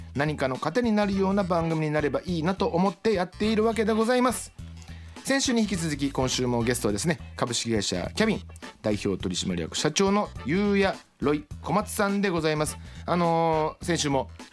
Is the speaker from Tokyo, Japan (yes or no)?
no; Shiga, Japan; moved away; 滋賀県出身でして